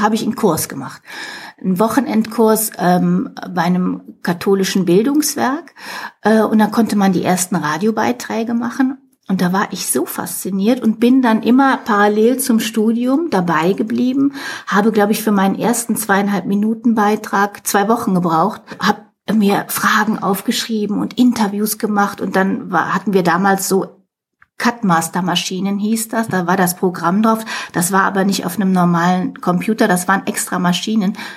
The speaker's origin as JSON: {"language": "German", "area": "near Cologne", "region": "North Rhine-Westphalia", "country": "Germany", "tie": "born or raised there", "said": "Ich bin also äh, in Deutschland geboren, in der Nähe von Köln."}